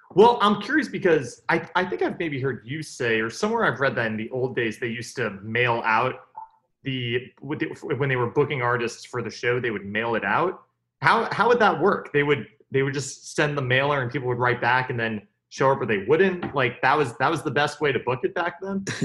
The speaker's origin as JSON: {"language": "English", "town": "New York City", "region": "New York", "country": "United States", "tie": "born or raised there", "said": "Like I grew up in New York, basically New York City."}